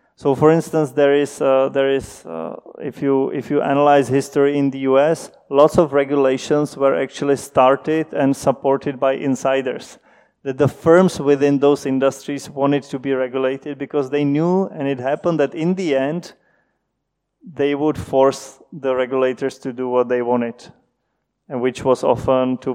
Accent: Czechia; moved away as an adult; also born or lived in Princeton, United States; When I moved back from Princeton, I, I, moved back home. I thought I cannot do research in the Czech Republic

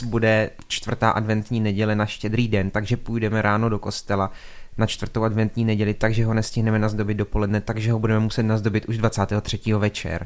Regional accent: Šumperk, Olomouc Region, Czechia; u nás v Šumperku třeba, zase já jsem v tom vyrostl

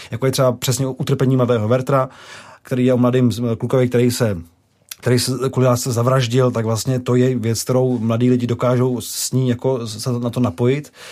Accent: Prague, Czechia; Já jsem byl z Prahy

